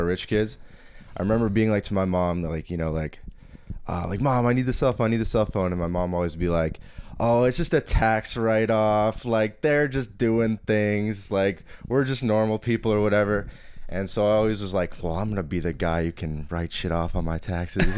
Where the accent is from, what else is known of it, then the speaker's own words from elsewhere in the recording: Toronto, Ontario, Canada; accent: Toronto accent; moved away as an adult; also born or lived in London, Ontario / Boston; now in Montreal, Canada; coming from, like, midtown Toronto, like, in the city and then going to London, Ontario